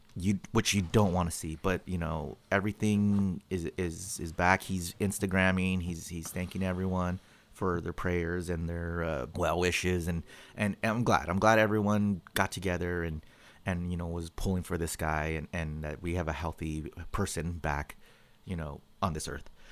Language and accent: English; California, United States; every Californian